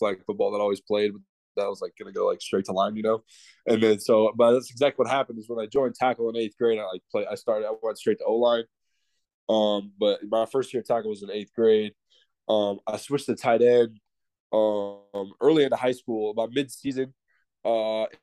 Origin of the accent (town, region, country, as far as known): Arizona, United States; born or raised there